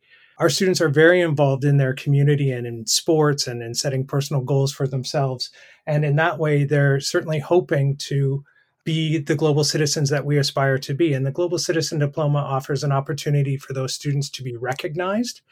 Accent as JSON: {"language": "English", "country": "Canada", "also_born_or_lived": "Brazil / the Bahamas / Colombia", "moved": "as an adult", "lives_now": "United Kingdom", "said": "I'm a Canadian"}